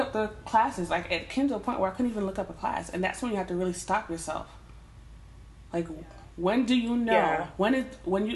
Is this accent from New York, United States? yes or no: yes; Westchester County, New York, United States; I'm from Westchester County.